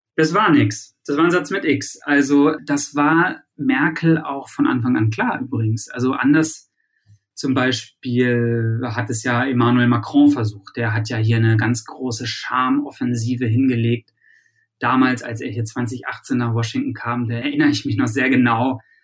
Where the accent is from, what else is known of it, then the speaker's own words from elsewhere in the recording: Germany; now in United States; hier als Deutscher in Amerika